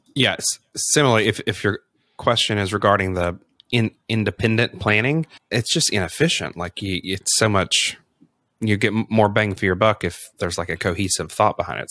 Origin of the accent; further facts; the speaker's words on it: the South, United States; I grew up you know in the South